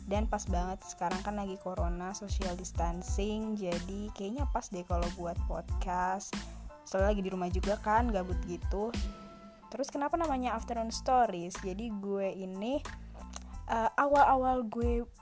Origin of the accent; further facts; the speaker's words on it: Bogor, West Java, Indonesia; Uh, rumah gue juga di Bogor, gue asli Bogor.